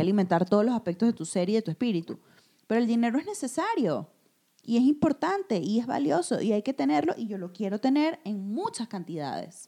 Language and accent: Spanish; Venezuela; also born or lived in Madrid, Spain; now in Mexico; en el país donde yo nací, crecí y que tanto amo